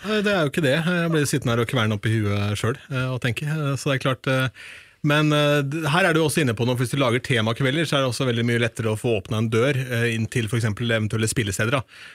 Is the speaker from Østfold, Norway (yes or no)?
yes; Østfold, Norway; innen Østfold, der jeg kommer fra